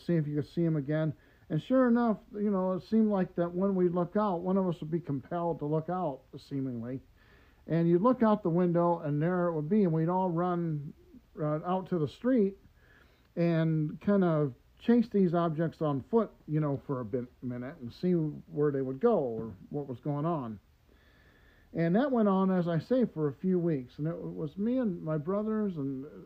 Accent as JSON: {"language": "English", "town": "Detroit", "region": "Michigan", "country": "United States", "tie": "born or raised there", "said": "growing up in Detroit"}